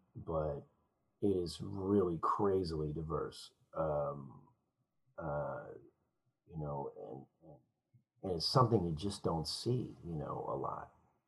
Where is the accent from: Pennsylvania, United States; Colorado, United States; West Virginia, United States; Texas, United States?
West Virginia, United States; when I was a small kid, I grew up in West Virginia on a farm, and it was an amazing idyllic experience, you know.